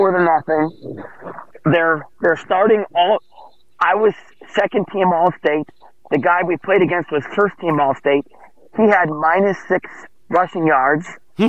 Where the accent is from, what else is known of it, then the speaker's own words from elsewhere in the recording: Chicago, Illinois, United States; In 1982, we won the football championship in Chicago. I'm from Chicago.